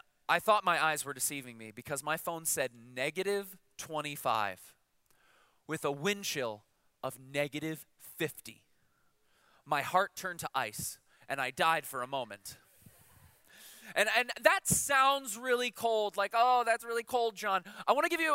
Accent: Chicago, Illinois, United States; I'm from Chicago

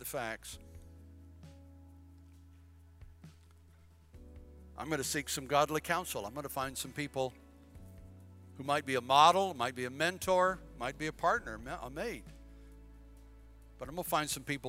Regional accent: Bladenboro, North Carolina, United States; moved away as an adult; also born or lived in Philippines / Chesapeake, Virginia; I'm from Bladenboro. Little old town, so small, they had a traffic light for many years.

